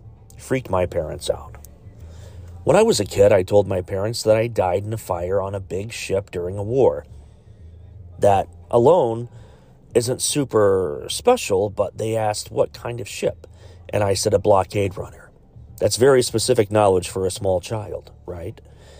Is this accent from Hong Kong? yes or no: no; United Kingdom; born there; Now, I was born in the United Kingdom in 1996.